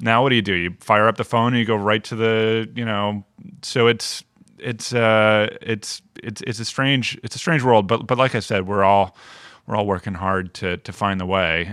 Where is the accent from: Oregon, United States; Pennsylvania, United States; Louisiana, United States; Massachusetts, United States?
Massachusetts, United States; Chelmsford; now in Providence, United States; I'm from Massachusetts, uh, from Chelmsford, Mass, just outside of Lowell